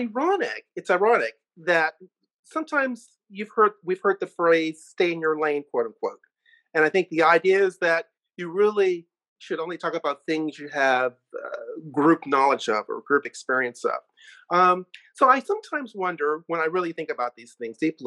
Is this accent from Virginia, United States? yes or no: yes; Chesterfield County, Virginia, United States; In my hometown in Chesterfield County, where my family had lived since the Civil War